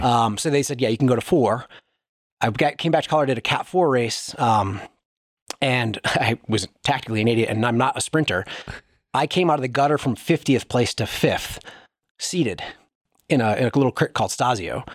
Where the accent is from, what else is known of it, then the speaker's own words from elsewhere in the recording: Wisconsin, United States; I grew up in Wisconsin